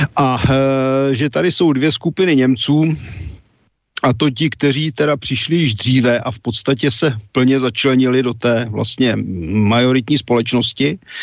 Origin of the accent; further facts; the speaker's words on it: West Bohemia, Czechia; my jsme západo Češi